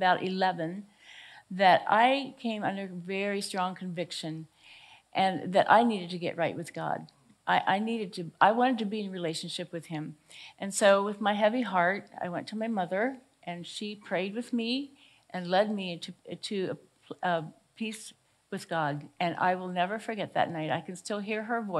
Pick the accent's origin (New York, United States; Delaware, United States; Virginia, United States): Delaware, United States; Greenwood; I grew up here in this area of Greenwood, Delaware. This is my hometown